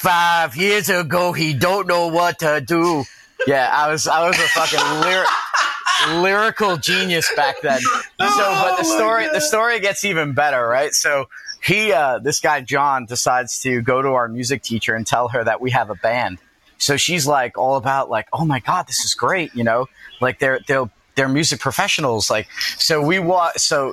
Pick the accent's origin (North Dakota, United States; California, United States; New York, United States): New York, United States; I'm a New Yorker.